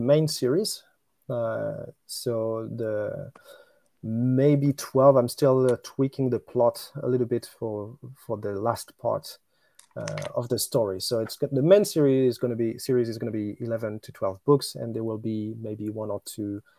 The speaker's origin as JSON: {"language": "English", "region": "Normandy", "country": "France", "tie": "born or raised there", "also_born_or_lived": "China / Japan", "accent": "French", "second_language": "English", "moved": "as an adult", "lives_now": "Tokyo, Japan", "said": "I was born in Normandy in France, and I stayed there until I was 21"}